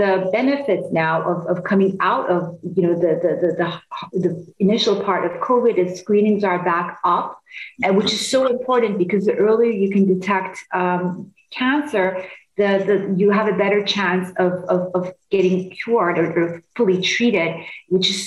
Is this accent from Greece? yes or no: no; Istanbul, Turkey; also born or lived in Los Angeles; now in Chicago, United States; I'm originally from Istanbul in Turkey